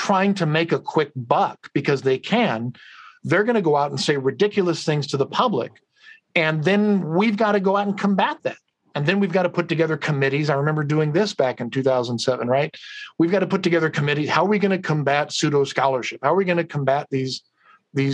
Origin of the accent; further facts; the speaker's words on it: Madera, California, United States; I'm a kid from Central California, right? From Madera, Fresno